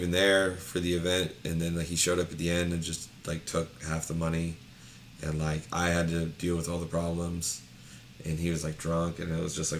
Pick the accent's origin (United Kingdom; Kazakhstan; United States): United States; Lancaster, Ohio; moved away as an adult; now in Columbus, United States; I'm from Lancaster, Ohio.